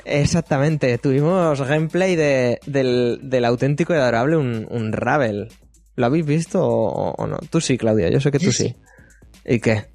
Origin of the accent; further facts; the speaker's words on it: Spain; nosotros que somos de España